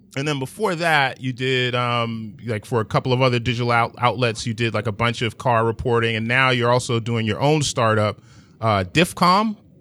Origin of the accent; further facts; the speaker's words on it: New York City, New York, United States; I'm from Manhattan